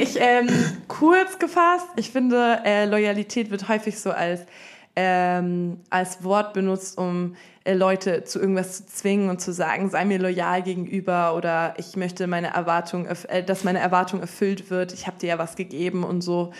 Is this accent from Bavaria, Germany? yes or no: yes; Munich, Bavaria, Germany; moved away as an adult; now in Berlin, Germany; ich komme ursprünglich aus München